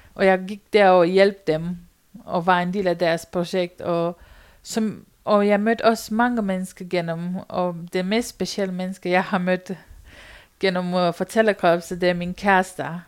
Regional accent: Romania; Danish is a second language; moved away as an adult; now in Denmark; min barndom, hvor jeg kommer fra Rumænien, og jeg boede på landet

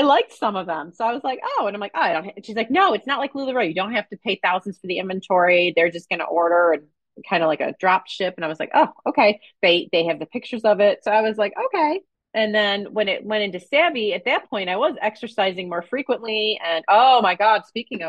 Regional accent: New York, United States; moved away; my hometown, New York

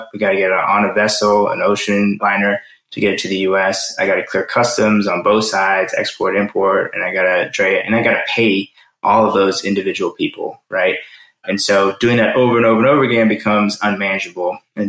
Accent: Maryland, United States; also born or lived in New Zealand; family is Sri Lankan, but I was actually born in New Zealand. I then moved to the States when I was 12. I grew up in Maryland.

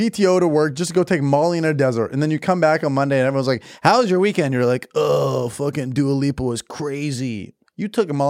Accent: Ecuador; I'm from Ecuador.

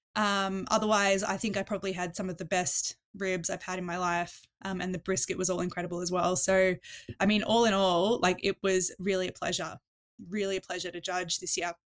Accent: Melbourne, Victoria, Australia; moved away; it's actually my hometown, so it was great to go home

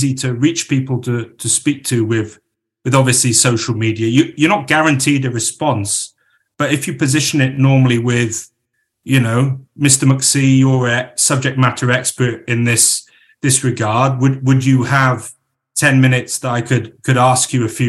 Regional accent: Crickhowell, Wales, United Kingdom

